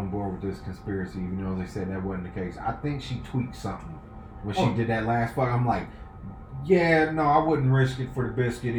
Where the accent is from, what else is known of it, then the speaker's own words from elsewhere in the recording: Nebraska, United States; also born or lived in Texas; I was born in Texas. I got vivid memories. I didn't move up here to 10, but I'm from Nebraska.